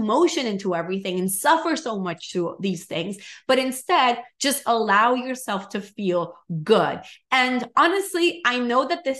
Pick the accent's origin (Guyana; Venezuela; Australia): Venezuela; English is a second language; now in United States; I came from Venezuela to the US as an immigrant that started my business from zero.